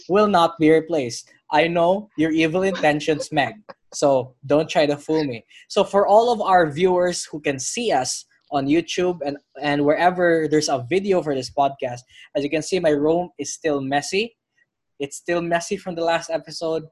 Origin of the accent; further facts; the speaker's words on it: Philippines; I'm from the Philippines